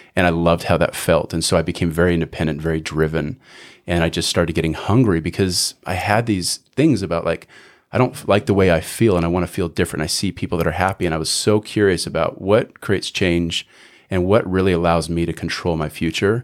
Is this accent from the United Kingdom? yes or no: no; Canada; moved away as an adult; now in United States; born and raised in Canada, lived there till I was about eighteen